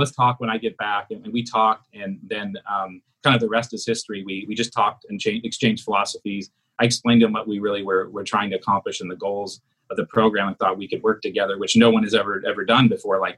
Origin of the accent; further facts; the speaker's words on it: South Korea; moved away; I'm originally from South Korea